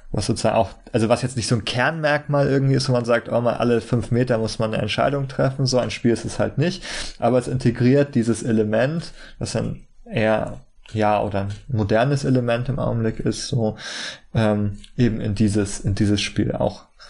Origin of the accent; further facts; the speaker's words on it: Germany; für uns als Deutsche